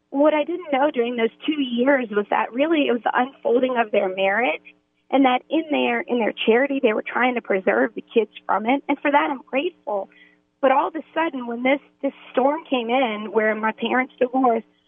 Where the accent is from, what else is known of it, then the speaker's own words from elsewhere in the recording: New Orleans, Louisiana, United States; being from New Orleans